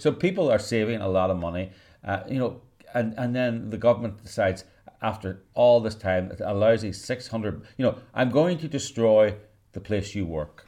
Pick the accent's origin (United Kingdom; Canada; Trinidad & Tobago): United Kingdom; Northern Ireland; I was brought up in the British culture in Northern Ireland